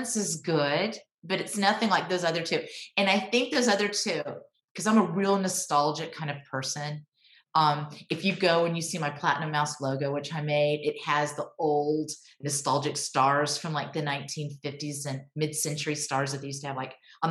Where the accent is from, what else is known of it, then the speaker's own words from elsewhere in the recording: Texas, United States; I was born and raised in Texas